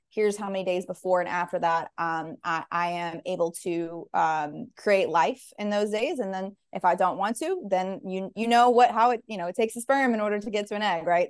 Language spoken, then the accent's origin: English; Nashville, Tennessee, United States; also born or lived in Panama; I'm from Nashville, born and raised